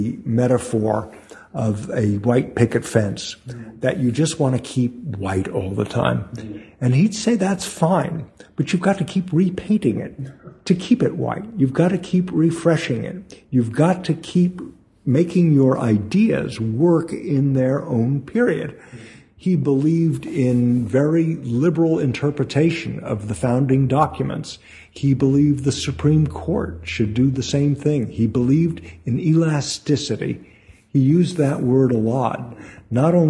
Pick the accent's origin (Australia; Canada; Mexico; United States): United States; Brentwood; born or raised there